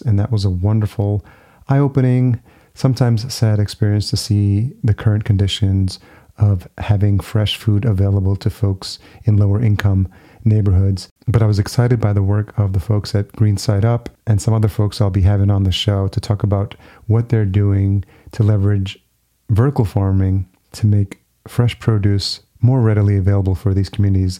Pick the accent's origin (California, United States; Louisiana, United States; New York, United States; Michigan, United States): New York, United States; Yonkers; Yonkers, which is the city where I grew up.